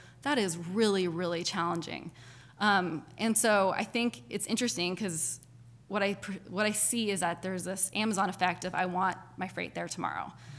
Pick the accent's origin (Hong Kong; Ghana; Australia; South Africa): Hong Kong; also born or lived in Japan; I was born in Japan and grew up in Hong Kong. And so I've always loved international world.